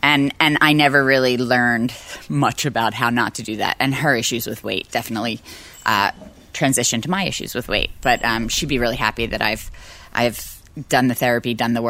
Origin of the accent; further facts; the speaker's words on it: Philadelphia, Pennsylvania, United States; We were pretty poor, and I went to city schools, and I loved it.